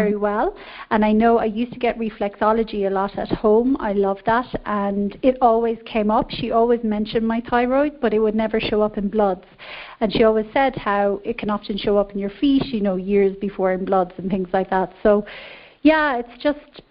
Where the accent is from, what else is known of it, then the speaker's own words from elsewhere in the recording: Ireland; accent: Irish; now in Mexico; I am calling from Mexico, but I'm actually Irish